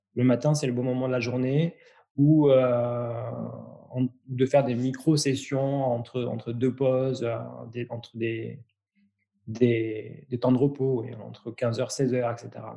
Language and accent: French; France; chez nous en France